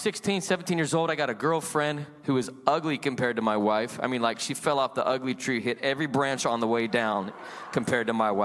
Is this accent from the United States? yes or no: yes; Salt Lake City, Utah, United States; I was born and raised in Salt Lake City, Utah.